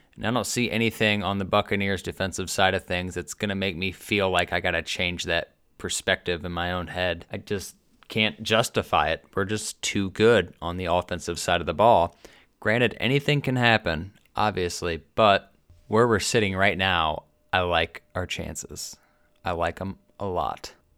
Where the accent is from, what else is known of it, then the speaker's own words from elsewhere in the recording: Ohio, United States; We're from Ohio